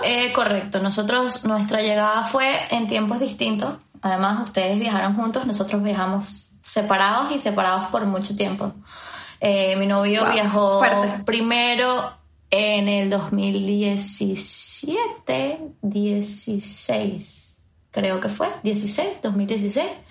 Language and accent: Spanish; Venezuela; moved away as an adult; now in Madrid, Spain; Soy de Venezuela